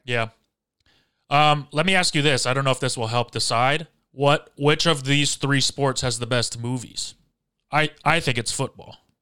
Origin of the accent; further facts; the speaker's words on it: Michigan, United States; I grew up in Michigan when the Red Wings were a dynasty